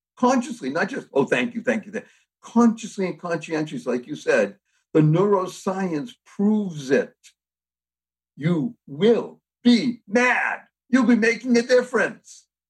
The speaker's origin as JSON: {"language": "English", "town": "Boston", "region": "Massachusetts", "country": "United States", "said": "I come from Boston, Massachusetts, so I know a little bit about New England"}